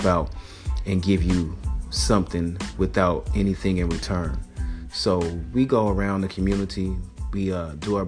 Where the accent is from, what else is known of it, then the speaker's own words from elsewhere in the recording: Portland, Oregon, United States; Growing up in Northeast Portland